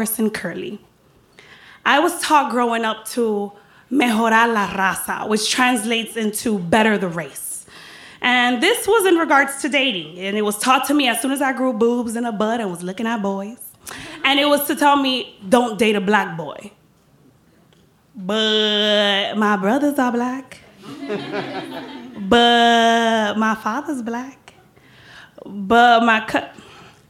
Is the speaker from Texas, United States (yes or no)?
no; Miami, Florida, United States; accent: Latina; also born or lived in Dominican Republic; where are you from? To which I reply, Miami